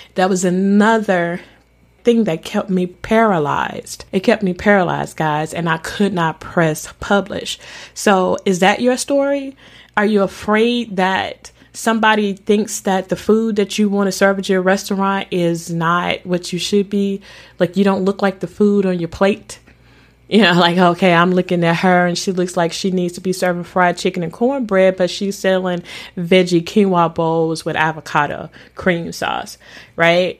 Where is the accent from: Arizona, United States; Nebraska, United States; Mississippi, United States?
Mississippi, United States; accent: country; I'm from Mississippi. I am from the South